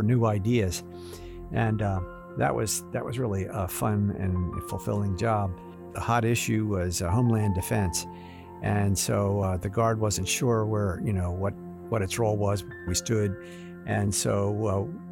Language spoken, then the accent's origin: English; Newark, Delaware, United States; the city of Newark, which is my hometown